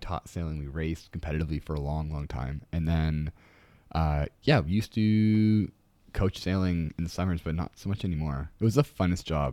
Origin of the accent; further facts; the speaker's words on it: Ontario, Canada; moved away; we grew up in the Great Lakes, Ontario